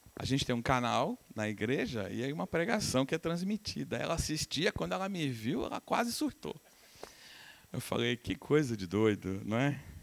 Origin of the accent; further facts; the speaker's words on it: Uberaba, Minas Gerais, Brazil; moved away; Eu sou de Uberaba, minha família é de Uberaba